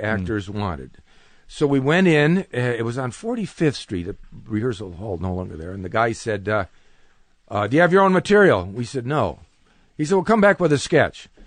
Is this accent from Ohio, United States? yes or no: yes; Cleveland, Ohio, United States; I'm from Cleveland, Ohio